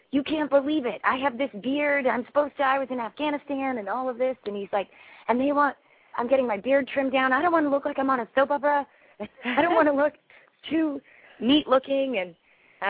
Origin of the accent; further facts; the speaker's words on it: San Francisco, California, United States; I'm from San Francisco